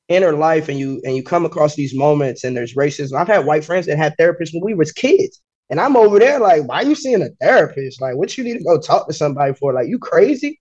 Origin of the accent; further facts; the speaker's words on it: West Virginia, United States; As a black female, I'm born and raised in West Virginia